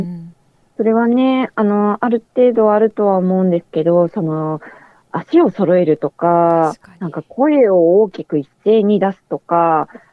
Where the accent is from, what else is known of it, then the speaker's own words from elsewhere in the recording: Sapporo, Hokkaido, Japan; moved away; 私、育ったのは北海道札幌市の端っこなんですけど